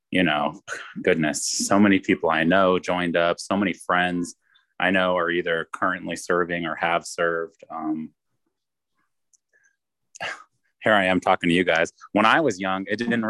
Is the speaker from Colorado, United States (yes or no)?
yes; Colorado Springs, Colorado, United States; also born or lived in Manteca, California; I grew up here in Colorado Springs. I was born in Manteca, California, but we moved here when I was like 9 months old